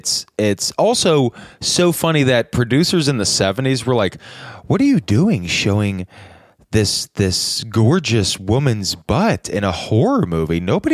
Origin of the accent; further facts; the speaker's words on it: United States; I'm an American.